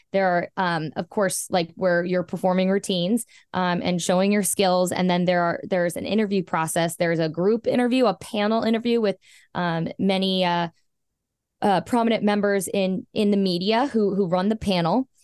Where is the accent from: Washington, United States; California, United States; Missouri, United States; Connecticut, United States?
California, United States; Southern; I was born in Southern California, born and raised